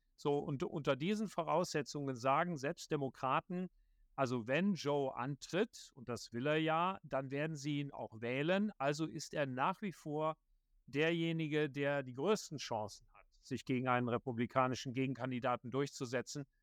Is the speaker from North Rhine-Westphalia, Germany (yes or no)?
yes; Viersen, North Rhine-Westphalia, Germany; moved away as an adult; also born or lived in Bonn; now in Washington, D.C., United States; bei der Rheinischen Post in Viersen am Niederrhein, wo ich geboren bin